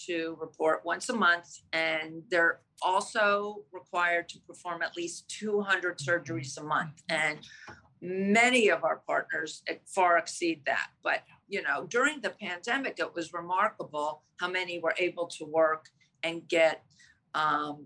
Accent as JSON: {"language": "English", "town": "Greenwich", "region": "Connecticut", "country": "United States", "said": "I'm from Greenwich, Connecticut. We're based out of Greenwich, Connecticut"}